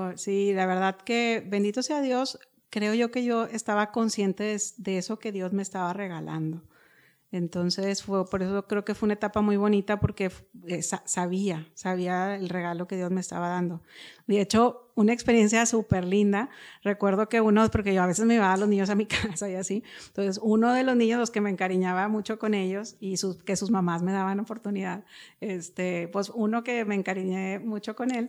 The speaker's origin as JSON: {"language": "Spanish", "town": "Monterrey", "region": "Nuevo León", "country": "Mexico", "tie": "born or raised there", "said": "crecí aquí en Monterrey, nací en Monterrey."}